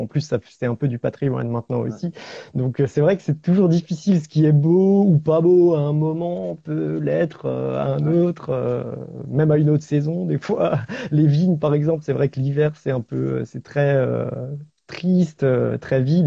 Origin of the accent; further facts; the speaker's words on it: Alsace, Grand Est, France; je suis alsacien, euh, j'habite au pied des Vosges